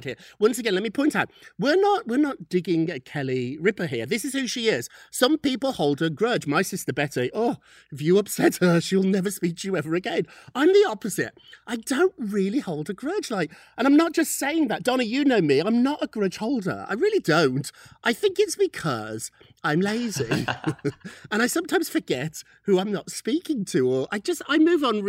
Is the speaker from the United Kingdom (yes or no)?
yes; United Kingdom; I'm British